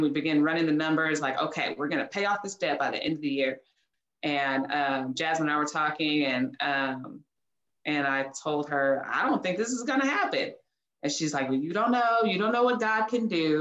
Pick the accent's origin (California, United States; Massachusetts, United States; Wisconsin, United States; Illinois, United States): California, United States; Oceanside; now in Houston, United States; I am from Oceanside, California, now living in Houston, Texas.